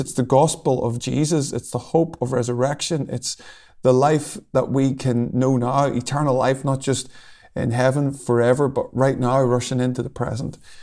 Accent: Lurgan, Northern Ireland, United Kingdom; I come from a place called Lurgan, which is, uh, about half an hour from Belfast

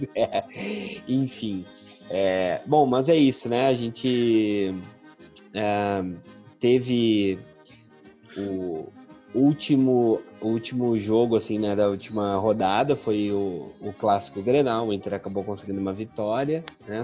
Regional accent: Rio Grande do Sul, Brazil; now in Recife, Brazil; eu, gaúcho, morando em Recife

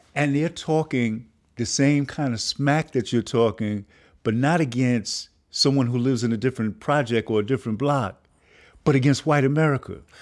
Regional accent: New York City, New York, United States; this good working class kid growing up in the Bronx in a poor but working class community

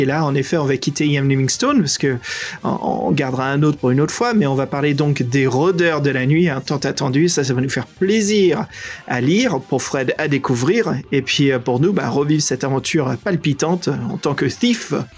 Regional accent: France; accent: French; mon accent français

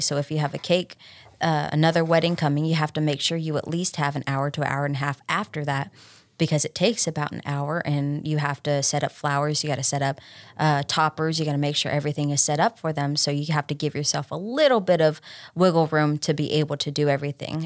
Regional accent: Troy, Tennessee, United States; I'm, I'm from Troy, so I went to O'Brien County instead of Union City

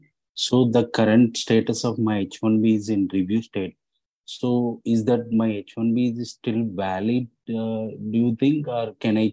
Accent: India; So I'm from India.

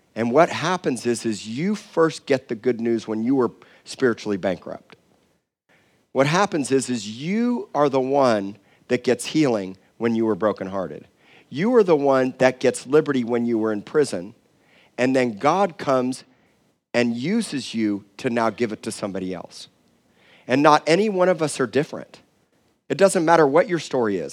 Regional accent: Miami, Florida, United States; now in Corpus Christi, United States; I said I was from Miami

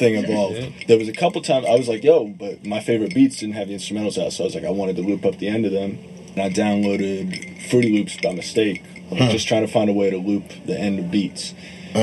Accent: Cincinnati, Ohio, United States; I grew up in Cincinnati. I'm in like the suburbs in Cincinnati

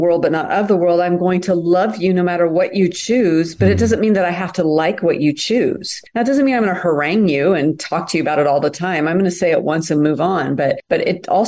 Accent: United States; also born or lived in France; I'm such an American

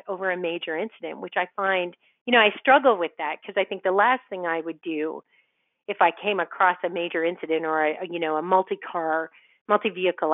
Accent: Ottawa, Ontario, Canada; I grew up in Ottawa, and I grew up on the volunteer end of Ottawa

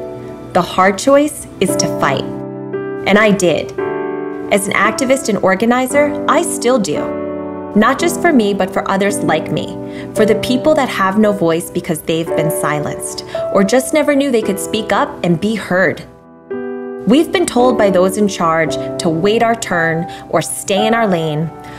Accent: New York, United States; I grew up on Long Island, below the poverty line and often without hope.

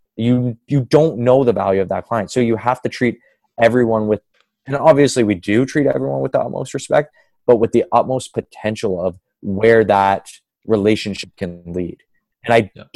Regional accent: Kingston, Ontario, Canada; now in Toronto, Canada; I'm from Kingston

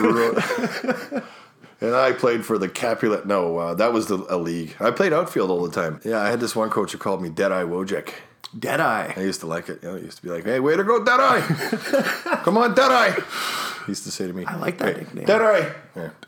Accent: Winnipeg, Manitoba, Canada; I was born in Winnipeg

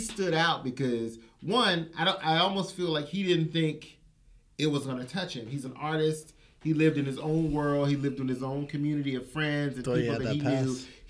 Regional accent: the South, United States; now in New York, United States; growing up in the South

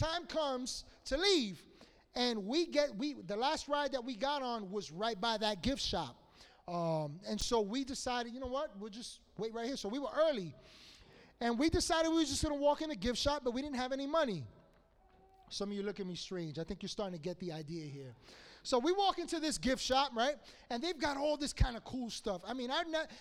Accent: New York City, New York, United States; I grew up in Washington Heights

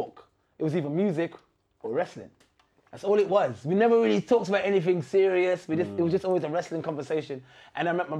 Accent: Trinidad & Tobago; I'm from Trinidad Tobago.

